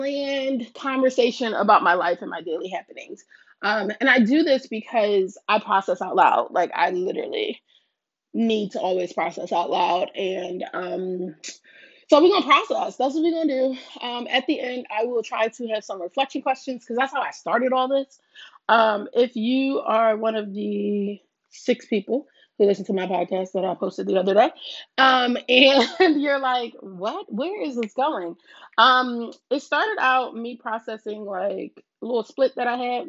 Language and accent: English; Philadelphia, Pennsylvania, United States; I was born and raised in North Philly